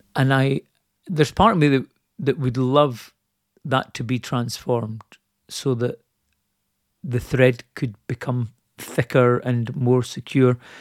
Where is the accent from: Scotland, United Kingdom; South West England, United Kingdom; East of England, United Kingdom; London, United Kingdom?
Scotland, United Kingdom; I'm Scottish